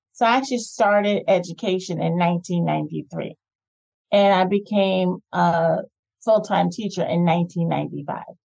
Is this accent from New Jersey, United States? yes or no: yes; New Jersey, United States; moved away as an adult; also born or lived in Atlanta, Georgia; I grew up in New Jersey, went to high school in New Jersey